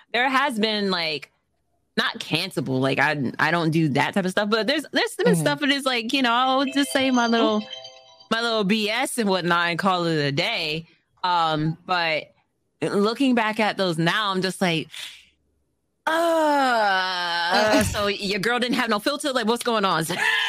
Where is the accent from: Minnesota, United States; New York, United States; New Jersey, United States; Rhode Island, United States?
New York, United States; from New York, and I haven't heard that. Like, what?